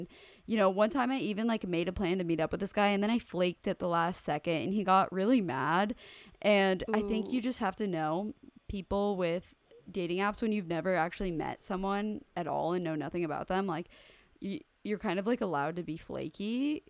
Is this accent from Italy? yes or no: yes; Italy; I'm from Italy, but I consider myself a citizen of the world since I love exploring new countries. I speak 8 languages and I've lived in 7 different countries in the past 16 years.